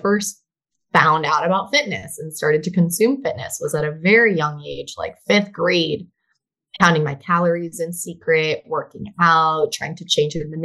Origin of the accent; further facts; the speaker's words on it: Miami, Florida, United States; I did grow up in Miami. That's the 305 area code.